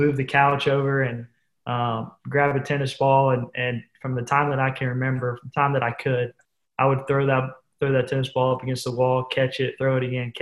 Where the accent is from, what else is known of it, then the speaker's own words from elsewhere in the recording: Pensacola, Florida, United States; my hometown of Pensacola